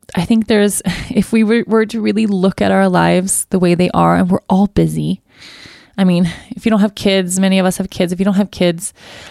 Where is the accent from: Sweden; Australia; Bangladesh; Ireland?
Sweden; I come from Sweden, but I've always been interested to know more about my ancestry.